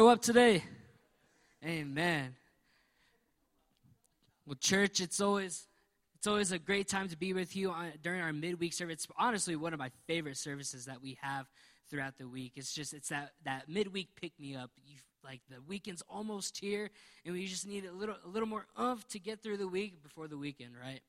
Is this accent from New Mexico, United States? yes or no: yes; New Mexico, United States; we're from New Mexico, we know that our state needs some prayer